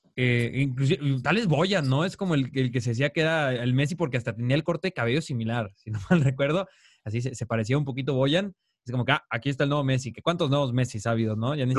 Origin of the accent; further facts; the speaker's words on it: Mexico; acá de los mexicanos